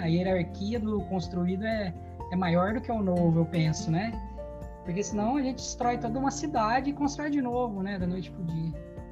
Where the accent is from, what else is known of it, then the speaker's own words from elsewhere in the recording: Batatais, São Paulo, Brazil; moved away as an adult; now in Italy; Vivi minha vida toda em Batatais